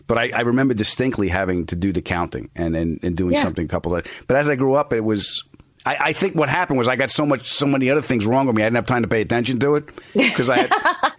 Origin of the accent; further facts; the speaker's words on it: New York, United States; moved away as an adult; now in California, United States; I didn't grow up that way in New York.